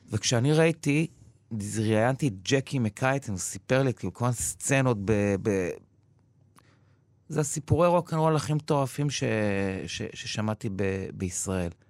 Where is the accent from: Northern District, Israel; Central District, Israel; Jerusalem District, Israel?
Central District, Israel; Givat Brenner; נולדתי וגדלתי בקיבוץ גבעת ברנר.